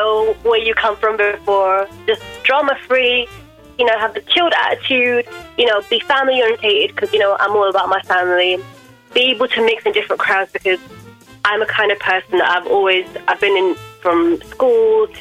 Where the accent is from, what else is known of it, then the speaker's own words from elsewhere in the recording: London, United Kingdom; I'm from Wembley in London